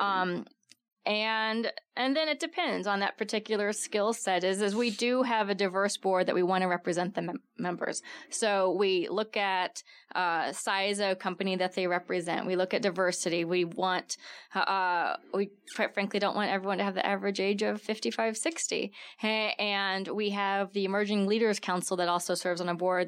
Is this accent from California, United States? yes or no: no; Texas, United States; now in Tucson, United States; I'm from Texas, so my family comes out here during the summer to avoid the humidity